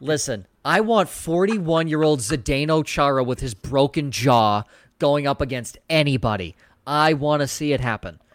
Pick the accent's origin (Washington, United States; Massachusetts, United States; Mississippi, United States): Massachusetts, United States; Boston; I'm from Boston.